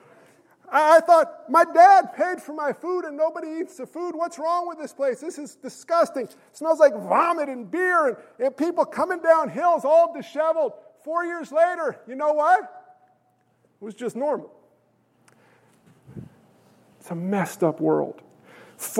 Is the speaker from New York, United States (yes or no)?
yes; New York, United States; I'm a New Yorker